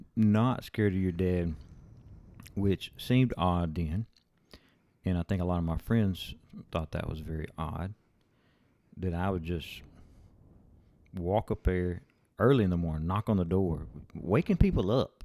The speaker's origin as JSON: {"language": "English", "town": "Rotan", "region": "Texas", "country": "United States", "tie": "born or raised there", "moved": "yes", "lives_now": "Alabama, United States", "said": "we live in Alabama now, but we're from West Texas. We're from Rotan, Texas."}